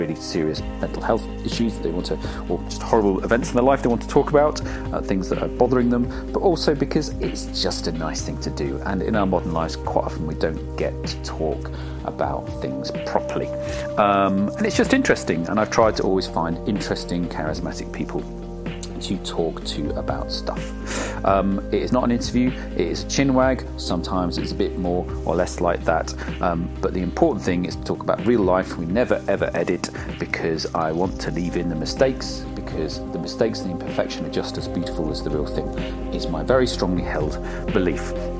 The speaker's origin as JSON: {"language": "English", "region": "England", "country": "United Kingdom", "said": "particularly being English, a lot of social barriers and this apologetic thing."}